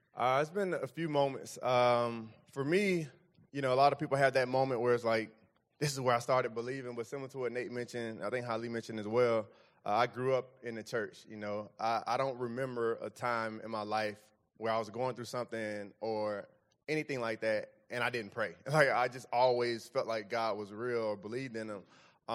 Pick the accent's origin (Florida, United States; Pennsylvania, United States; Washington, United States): Florida, United States; Fort Lauderdale; moved away; I'm from Fort Lauderdale, like, thirty minutes north of Mi-, north of Miami